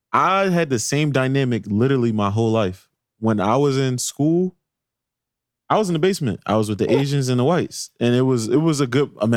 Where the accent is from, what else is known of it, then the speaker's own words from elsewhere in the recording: Philadelphia, Pennsylvania, United States; also born or lived in Andorra, Philadelphia / Roxborough, Philadelphia; I said, I used to live in Andorra, but when my parents purchased a home, we moved to Uptown. Mm. Like what they be saying, Uptown raised me. Like I'm from Uptown.